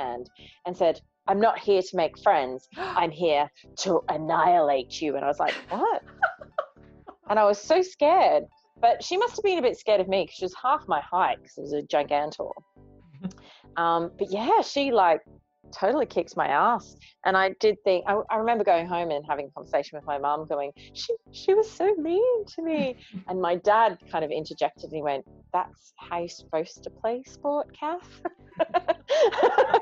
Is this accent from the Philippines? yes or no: no; Australia; I'm Australian